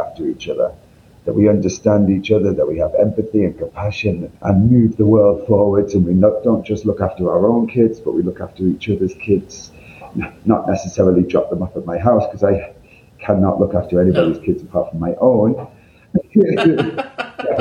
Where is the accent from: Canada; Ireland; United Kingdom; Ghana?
United Kingdom; Northern England; accent: northern; you can tell by my accent, I'm from up north